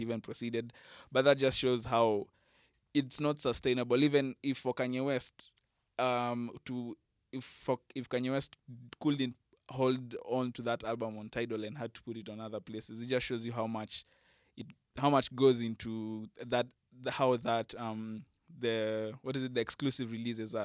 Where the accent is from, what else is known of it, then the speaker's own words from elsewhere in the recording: Kenya; me as a Kenyan music fan